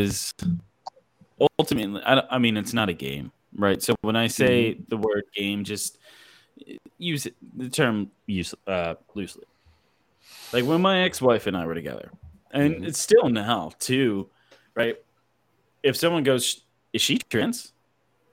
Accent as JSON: {"language": "English", "town": "Philadelphia", "region": "Pennsylvania", "country": "United States", "tie": "born or raised there", "moved": "yes", "lives_now": "Texas, United States", "said": "I'm from Philadelphia. All my family's up there. Everybody that I know and grew up with in Texas, in Philadelphia, is everybody lives up there"}